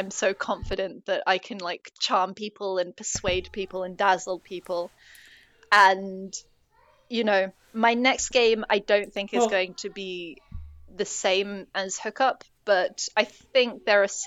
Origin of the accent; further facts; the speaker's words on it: United States; I, I am American